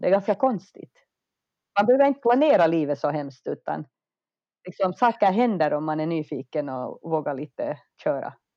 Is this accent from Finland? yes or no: yes; Finland; moved away as an adult; also born or lived in United States; now in Stockholm, Sweden; jag är ju finsk